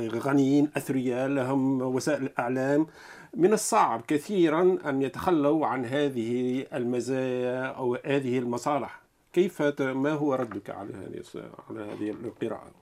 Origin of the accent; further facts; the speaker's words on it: Tunisia; انا تونسي من تونس